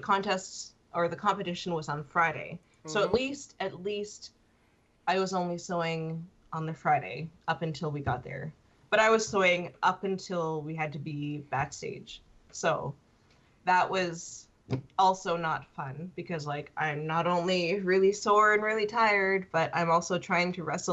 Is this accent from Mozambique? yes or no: no; Canada; I'm Canadian